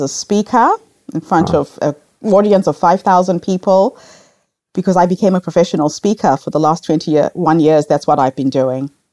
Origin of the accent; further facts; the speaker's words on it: Zimbabwe; moved away as an adult; also born or lived in New Zealand; now in Melbourne, Australia; I grew up in Rhodesia at a time when we had racial segregation